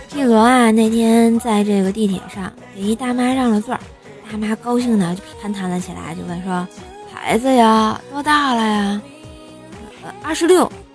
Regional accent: Tianjin, China; 我们天津就特别热

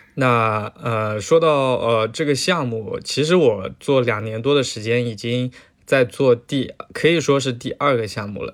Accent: Zhejiang, China; 我是浙江人嘛，浙江农村人，呃，所以身边几乎所有的亲戚，全都是经商的

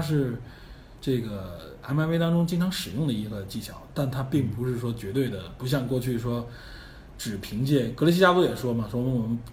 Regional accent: China; 我们中国人

